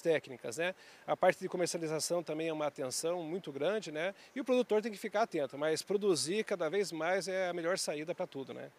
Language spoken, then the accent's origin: Portuguese; Piraí do Sul, Paraná, Brazil; moved away; also born or lived in Ponta Grossa; eu sou de Piraí do Sul, no Paraná, sou engenheiro agrônomo, formado em Ponta Grossa